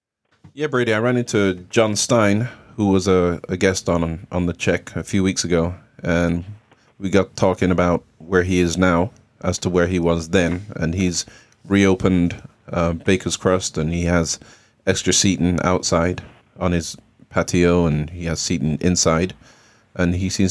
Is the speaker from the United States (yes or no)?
no; England, United Kingdom; Well, I'm English. My parents are Jamaican.